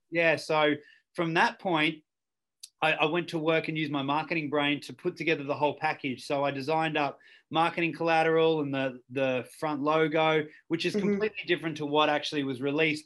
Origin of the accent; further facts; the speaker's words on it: Ballarat, Victoria, Australia; growing up in Ballarat was uh, look, it's a great town.